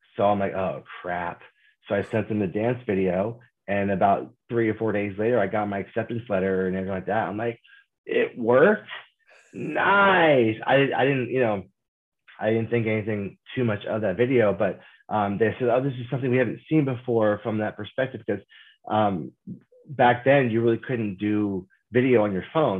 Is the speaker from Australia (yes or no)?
no; Kansas, United States; moved away as an adult; growing up in Kansas, there's no film industry